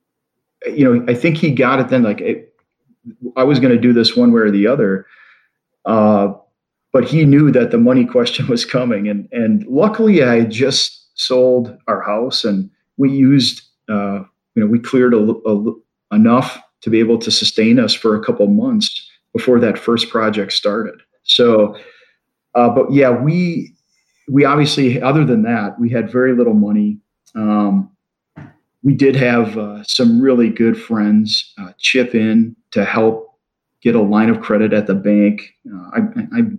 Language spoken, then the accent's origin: English; Wisconsin, United States; moved away as an adult; also born or lived in Pennsylvania; moving back from Pennsylvania to where I grew up in Wisconsin